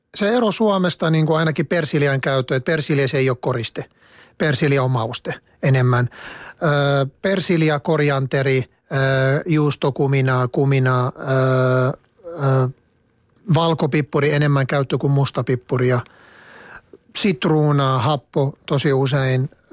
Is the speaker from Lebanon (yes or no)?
yes; Lebanon; Finnish is a second language; moved away as an adult; now in Finland; maitotuotteita meillä päin syödään niin kuin juustoina ja, ja jogurttina ja kaikki sellaista, mutta ei niin usein ruoanlaitossa